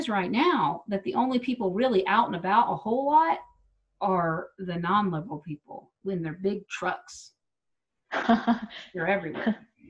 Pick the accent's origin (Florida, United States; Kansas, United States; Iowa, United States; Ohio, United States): Kansas, United States; Wichita; moved away as an adult; now in Denver, United States; I come from Wichita.